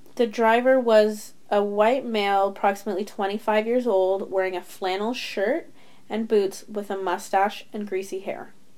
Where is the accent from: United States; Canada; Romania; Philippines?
Canada; we are Canadian